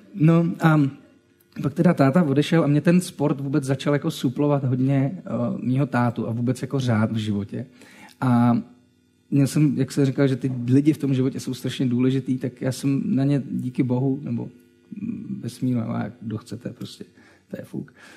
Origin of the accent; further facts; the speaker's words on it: Třinec, Moravian-Silesian Region, Czechia; Já jsem z Třince